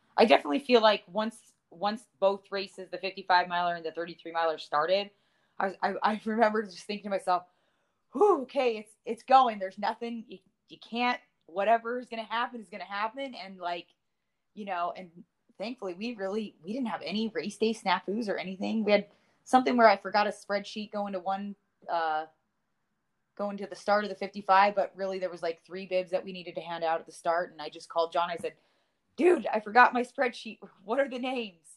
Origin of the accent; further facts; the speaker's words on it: West Coast, United States; moved away; also born or lived in Big Bear, California; I'm originally from West Coast. Uh, I used to live in uh, Big Bear, California